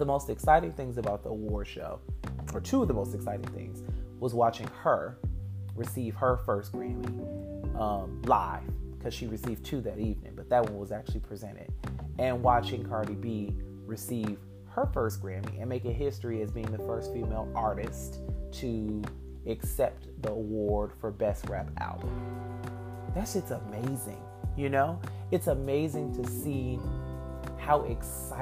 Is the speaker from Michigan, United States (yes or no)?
yes; Detroit, Michigan, United States; as a little Black boy growing up in metropolitan Detroit